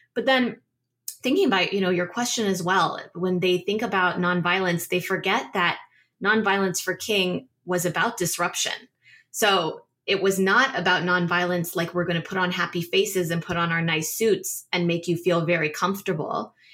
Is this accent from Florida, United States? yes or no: no; Northern Virginia, United States; I grew up in Northern Virginia, you know, outside D C